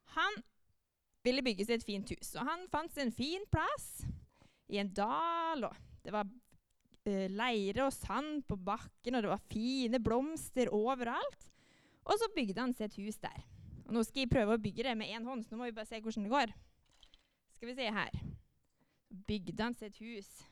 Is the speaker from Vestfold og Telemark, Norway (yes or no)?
no; Molde, Møre og Romsdal, Norway; moved away as an adult; now in Jæren, Norway; jeg kommer fra Molde. Det hører dere kanskje at jeg snakker litt annerledes